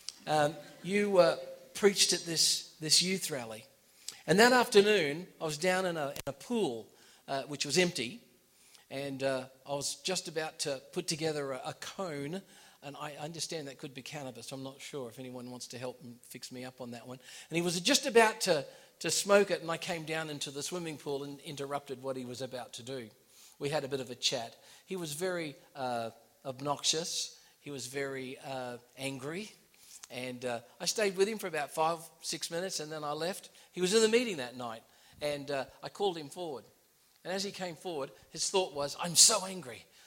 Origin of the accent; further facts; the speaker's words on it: Gold Coast, Queensland, Australia; moved away as an adult; also born or lived in United States / Miami / Bangkok, Thailand; now in England; I was born in the United States. I was raised in Australia on the Gold Coast.